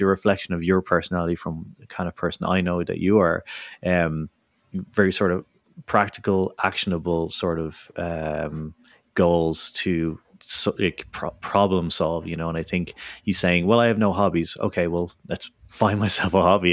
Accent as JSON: {"language": "English", "town": "Dublin", "region": "Leinster", "country": "Ireland", "tie": "born or raised there", "moved": "yes", "said": "back in my hometown of Dublin"}